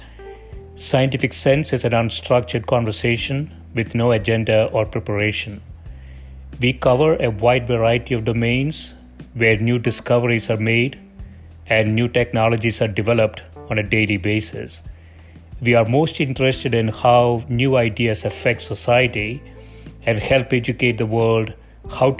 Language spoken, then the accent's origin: English; India; moved away; I grew up in India, and my parents still live there